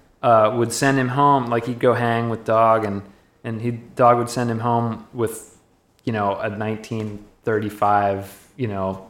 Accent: Virginia, United States; Greater D.C. I grew up in Virginia.

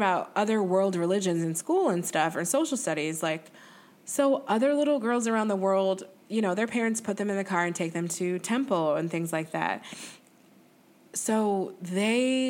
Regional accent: the North, United States; I'm from the North

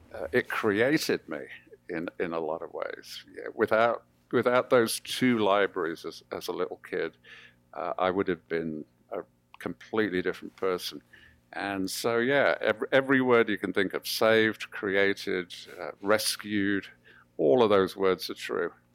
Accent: Birmingham, West Midlands, United Kingdom; also born or lived in Coventry; August 1959, we moved to Birmingham, uh, which was just the month before I started at primary school

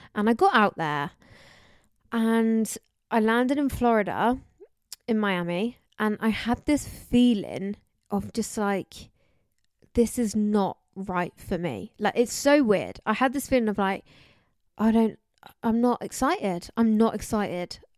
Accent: Somerset, South West England, United Kingdom; I'm from, um, Somerset

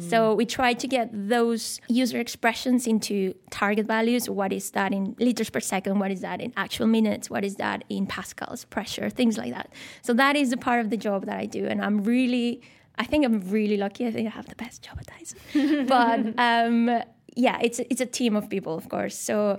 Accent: Mexico; moved away as an adult; also born or lived in Scotland / Malmesbury, England; now in Shanghai, China; I'm from Mexico, born and raised. My whole family's there.

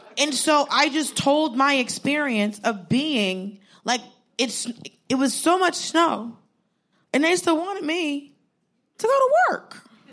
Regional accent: Georgia, United States; I grew up in Georgia. I grew up in the, like, I'm Southern.

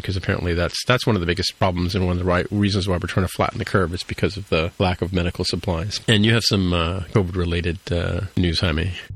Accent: Toronto, Ontario, Canada; I grew up in Etobicoke

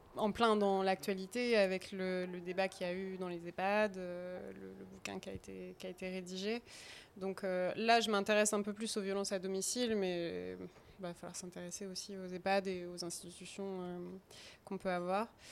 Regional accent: Bourges, Centre-Val de Loire, France; moved away as an adult; also born or lived in Tours; now in Angers, France; Je viens pas d'Angers, je viens de Bourges. Si on reprend vraiment aux racines, je viens de Bourges.

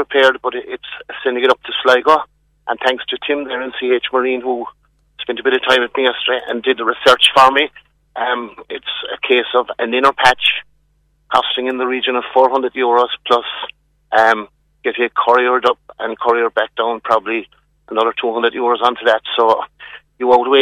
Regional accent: Ballymena, Northern Ireland, United Kingdom; I'm originally from Ballymena

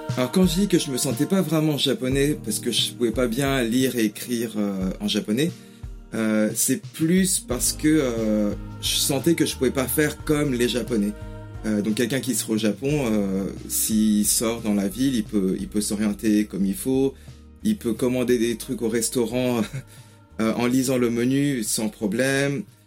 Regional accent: Paris region, Île-de-France, France; first language French and Japanese; moved away as an adult; now in England, United Kingdom; J'ai grandi en France avec le français et le japonais

